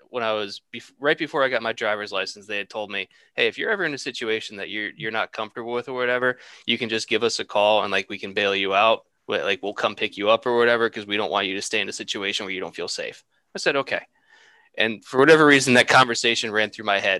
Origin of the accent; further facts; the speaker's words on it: Troy, New York, United States; Justin and I grew up outside of Troy